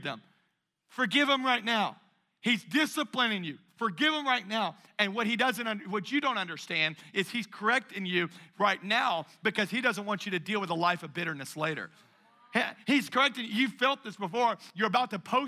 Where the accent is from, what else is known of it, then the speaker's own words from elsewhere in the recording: Louisiana, United States; my family, we're from Louisiana